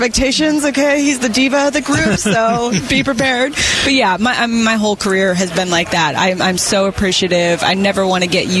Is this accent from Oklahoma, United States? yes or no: no; Phoenix, Arizona, United States; this is my hometown. I'd really love to be in Phoenix.